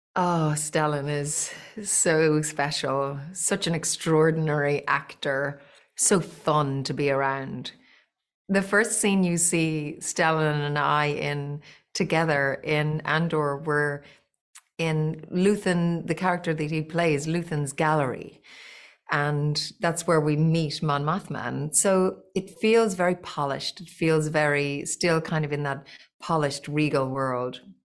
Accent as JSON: {"language": "English", "country": "Ireland", "tie": "born or raised there", "said": "I grew up in Little Old Ireland"}